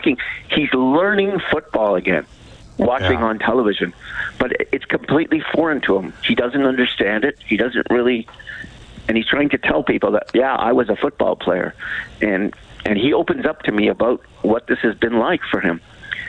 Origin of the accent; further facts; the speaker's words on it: Calgary, Alberta, Canada; I grew up in the business. I grew up working in Alberta and working in Calgary.